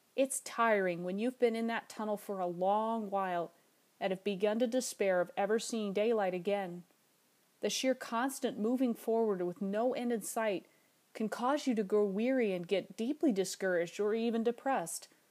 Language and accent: English; Alaska, United States; my home state of Alaska